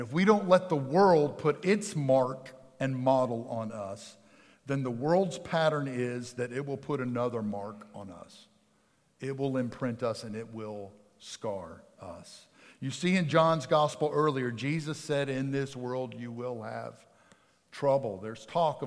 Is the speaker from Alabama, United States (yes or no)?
no; outside of Philadelphia, Pennsylvania, United States; moved away; I grew up outside of Philadelphia, Pennsylvania.